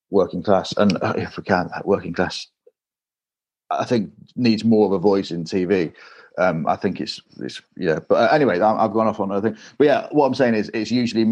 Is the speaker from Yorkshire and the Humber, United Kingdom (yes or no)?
yes; Grimsby, Yorkshire and the Humber, United Kingdom; moved away as an adult; now in London, United Kingdom; growing up in Grimsby